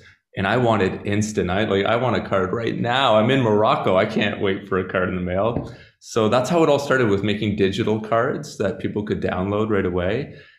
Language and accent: English; Canada; now in Slovenia; because I come to Slovenia from Canada